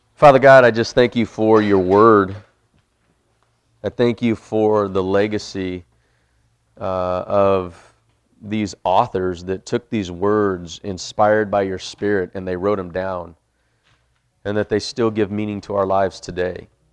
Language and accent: English; Bakersfield, California, United States; moved away; I'm originally from Bakersfield.